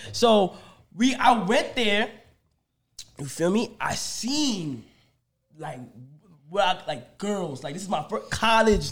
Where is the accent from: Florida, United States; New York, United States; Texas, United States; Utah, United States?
New York, United States; New York City; I'm from Bronx, New York